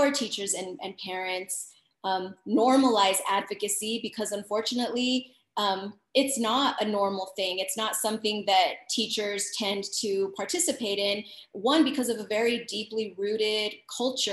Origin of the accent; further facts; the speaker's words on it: El Paso, Texas, United States; moved away as an adult; now in Dallas, United States; born and raised in El Paso, Texas, but I've been teaching in Dallas, Texas for over 11 plus years.